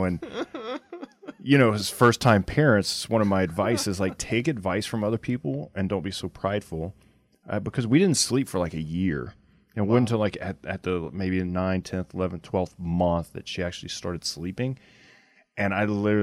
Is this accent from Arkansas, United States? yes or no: no; near Simmesport, Louisiana, United States; I was born in Simsport, Louisiana